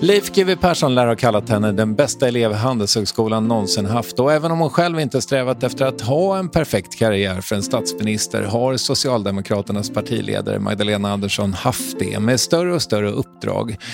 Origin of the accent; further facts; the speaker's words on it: Strängnäs, Södermanland, Sweden; Jag kommer ju från Strängnäs